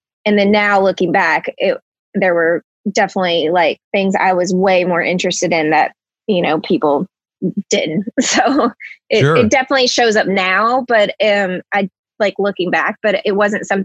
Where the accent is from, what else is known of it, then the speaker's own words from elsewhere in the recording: Dyersburg, Tennessee, United States; also born or lived in Newbern, Tennessee; I'm from Dyersburg, Tennessee